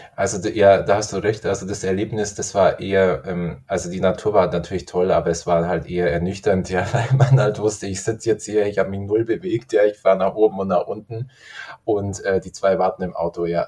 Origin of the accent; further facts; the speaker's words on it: Garmisch-Partenkirchen, Bavaria, Germany; also ich komme aus Garmisch-Partenkirchen